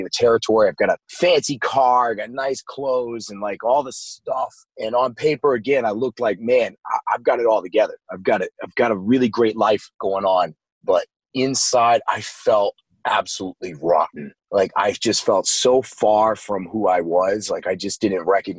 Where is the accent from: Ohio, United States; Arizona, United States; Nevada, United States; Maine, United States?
Maine, United States; I spent most of my life growing up in Maine, and that's where I was born